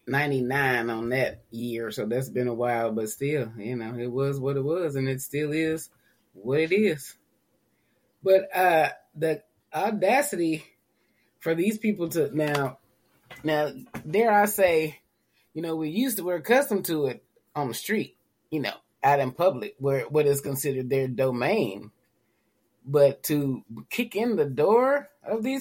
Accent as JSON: {"language": "English", "region": "Tennessee", "country": "United States", "tie": "born or raised there", "said": "I'm from Tennessee"}